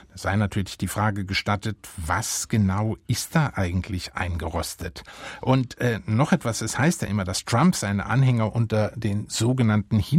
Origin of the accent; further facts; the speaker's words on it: Baden-Württemberg, Germany; Ich komme ja aus Baden-Württemberg.